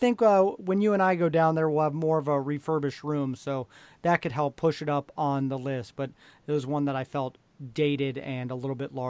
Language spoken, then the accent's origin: English; Nebraska, United States; and we're from Nebraska